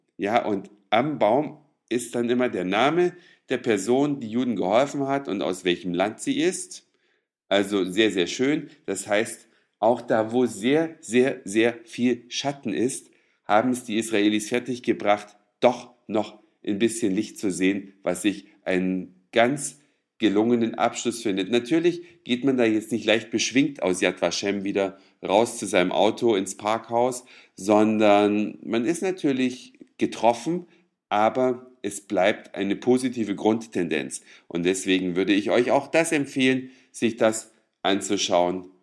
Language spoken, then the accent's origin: German; East Germany, Germany; Ich bin ja immerhin in der DDR aufgewachsen